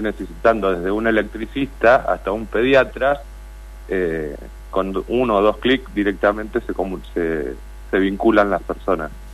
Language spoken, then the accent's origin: Spanish; Comodoro Rivadavia, Chubut, Argentina; now in Puerto Madryn, Argentina; yo soy de Comodoro Rivadavia, pero vivo acá desde el 2011